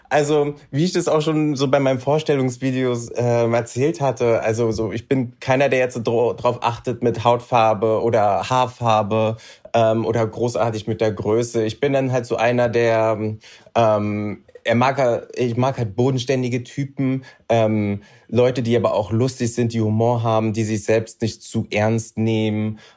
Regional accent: Berlin, Germany; naja, also ich bin äh, waschechter Berliner, äh, hier groß geworden, knusprige 30 Jahre alt

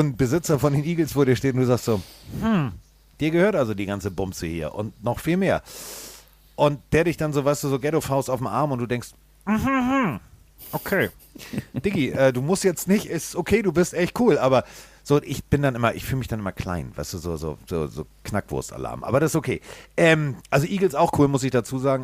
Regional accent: Hamburg, Germany; ich komme aus Hamburg

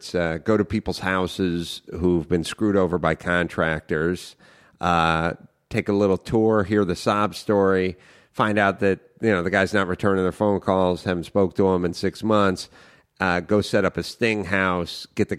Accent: North Hollywood, California, United States; Yeah, I grew up in North Hollywood, you know, just me and young Raffles

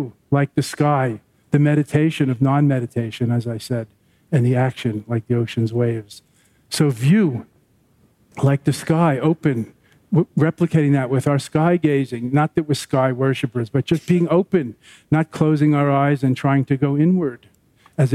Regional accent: Long Island, New York, United States; when I was growing up in Long Island

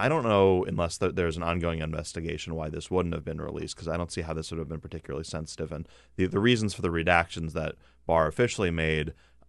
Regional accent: Chicago, Illinois, United States; born or raised there

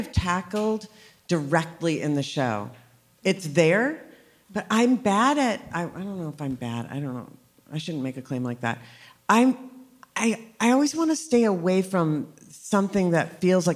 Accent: Minneapolis, Minnesota, United States; now in Los Angeles, United States; I'm born and raised in Minneapolis

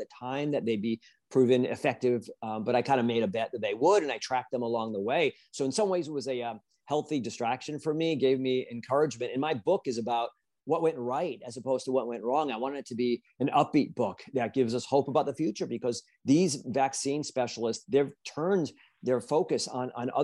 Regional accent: United States; there's a lot to be proud of as an American

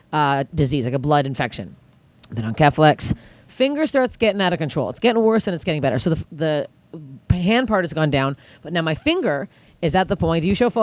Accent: Canada; I'm Canadian

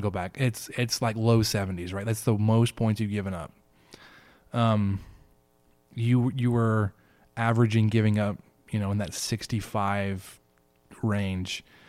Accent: Dallas, Texas, United States; as somebody from Dallas

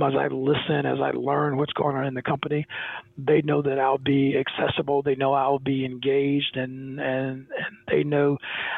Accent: South Alabama, United States; growing up in South Alabama in the late 50s and 60s

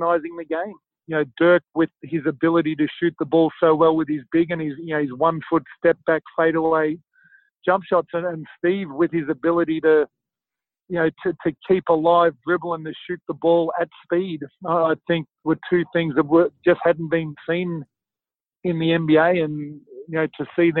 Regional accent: Australia; moved away as an adult; also born or lived in Chicago; that's my home country

